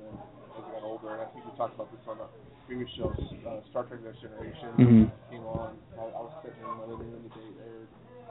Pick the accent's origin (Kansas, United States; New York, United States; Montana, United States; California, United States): Kansas, United States; I grew up in Kansas, and so Kansas is still the Bible Belt. So when I was a kid, I remember going to church, and it was a non-denominational church